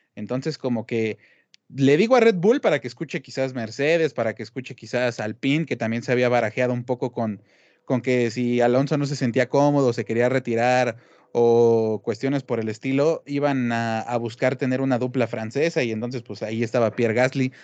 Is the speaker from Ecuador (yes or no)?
no; Mexico; como mexicanos